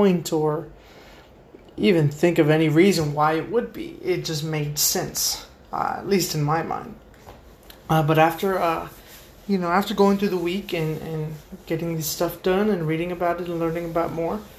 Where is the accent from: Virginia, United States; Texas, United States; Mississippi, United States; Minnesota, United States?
Texas, United States; Brownsville; first language English; born and raised in Brownsville, Texas, but never learning Spanish